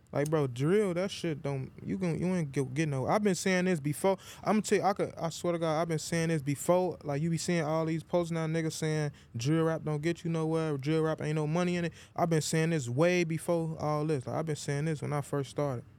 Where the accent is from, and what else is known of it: Chicago, Illinois, United States; born or raised there; also born or lived in Iowa